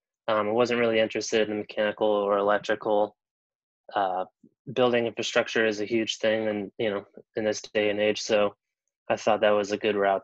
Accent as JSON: {"language": "English", "town": "Melbourne", "region": "Florida", "country": "United States", "tie": "born or raised there", "also_born_or_lived": "Orlando, Florida", "said": "I grew up in Melbourne, which is just about an hour away on the east coast of Florida here"}